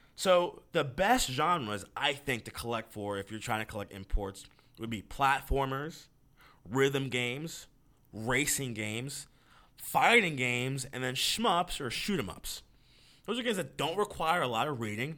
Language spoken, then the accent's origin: English; United States; I'm, I'm an American